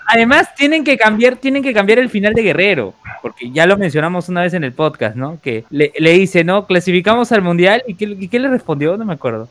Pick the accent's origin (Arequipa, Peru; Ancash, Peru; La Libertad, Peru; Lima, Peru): Lima, Peru; somos de Lima, Perú